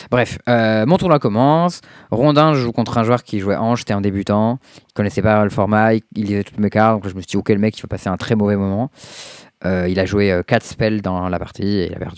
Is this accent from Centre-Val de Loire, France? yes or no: yes; Tours, Centre-Val de Loire, France; je suis né à Tours.